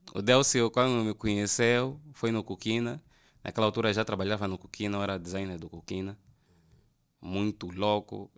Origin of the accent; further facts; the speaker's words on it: Prenda, Luanda Province, Angola; Eu vi muito tempo no Prenda também, uh, cresci no Prenda, nasci na manhã, cresci no Prenda.